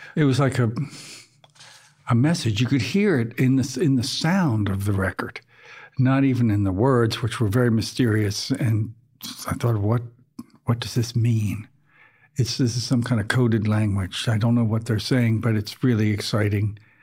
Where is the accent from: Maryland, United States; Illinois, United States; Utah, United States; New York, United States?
Maryland, United States; Baltimore; also born or lived in Scotland / Canada; I did most of my growing up in suburban Baltimore